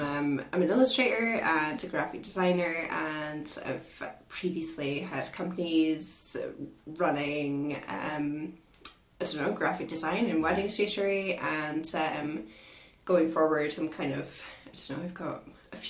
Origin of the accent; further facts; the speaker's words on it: Aberdeen, Scotland, United Kingdom; also born or lived in Galashiels / Glasgow; We're both from Aberdeen, so, you know, we just decided to come home.